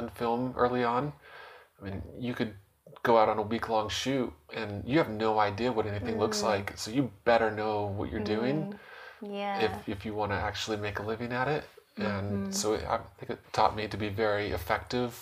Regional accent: Utah, United States; also born or lived in Portland, Oregon; I grew up mostly in Utah. I was born in Portland, Oregon, but I've lived all over Utah

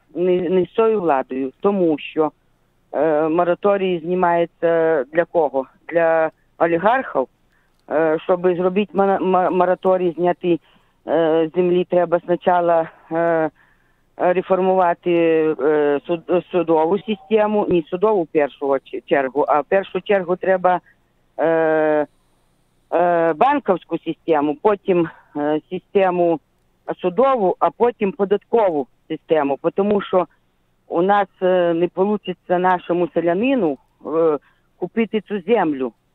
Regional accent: Zhytomyr Oblast, Ukraine; Я Житомирська область

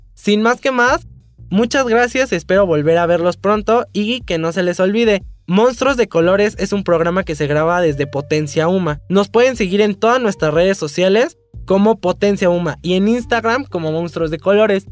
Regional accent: Mexico; que tenemos una nacionalidad igual, somos mexicanos

